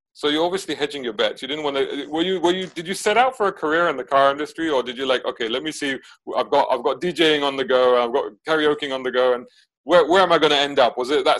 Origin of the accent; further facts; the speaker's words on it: Saudi Arabia; So when we were back in Saudi, so I grew up in Saudi in the 80s. My dad worked out there.